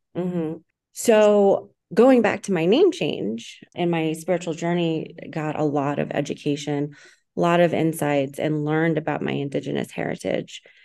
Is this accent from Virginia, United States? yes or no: no; Texas, United States; I was born in Texas, Latino family, Latino background, raised in a very extreme religious organization